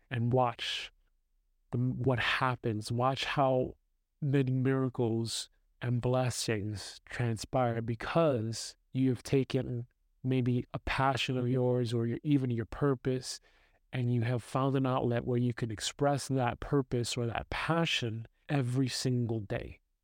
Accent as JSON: {"language": "English", "town": "New York City", "region": "New York", "country": "United States", "tie": "born or raised there", "moved": "yes", "lives_now": "Austria", "said": "I'm growing up in New York City"}